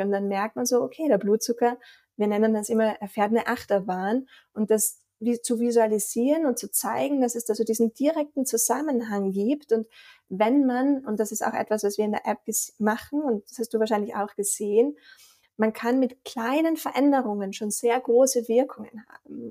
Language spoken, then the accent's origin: German; Austria; accent: Austrian; also born or lived in Vienna / Boston; unschwer, glaube ich, auch an meinem Dialekt zu erkennen, komme ich aus Österreich